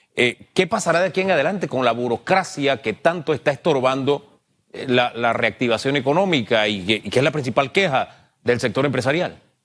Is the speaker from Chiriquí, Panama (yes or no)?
no; San Miguelito, Panama; yo me cría en San Miguelito, el Valle de San Isidro, calle E.